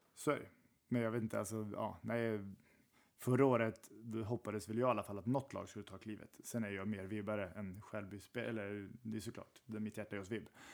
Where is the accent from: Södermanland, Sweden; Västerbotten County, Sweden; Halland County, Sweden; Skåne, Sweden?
Södermanland, Sweden; Strängnäs; jag kommer från Strängnäs och Sörmland